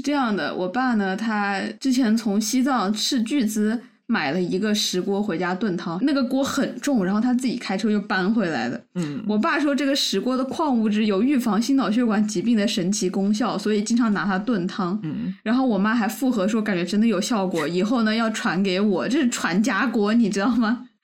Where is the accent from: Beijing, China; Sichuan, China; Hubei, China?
Hubei, China; Wuhan; moved away; 我身上也就带着这样的武汉魂，虽然凶巴巴，但其实很热心肠，这就是我们武汉人